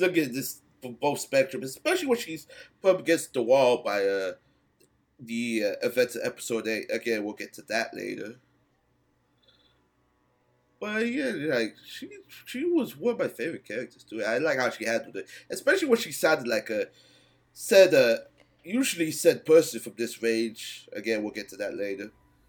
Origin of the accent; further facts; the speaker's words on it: New Jersey, United States; I'm from New Jersey